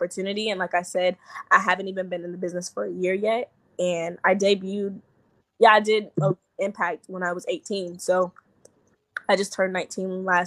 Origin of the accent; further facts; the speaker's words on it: South Carolina, United States; moved away as an adult; now in Georgia, United States; South Carolina, which is my hometown